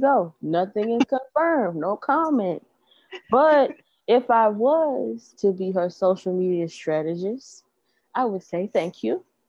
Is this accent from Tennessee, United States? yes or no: yes; Memphis, Tennessee, United States; we are from Memphis. Like we are from a metropolitan area.